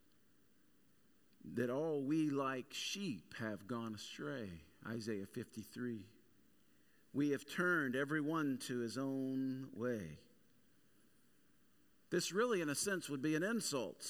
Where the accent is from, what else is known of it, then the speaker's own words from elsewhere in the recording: the South, United States; growing up in the Bible Belt and growing up in the South specifically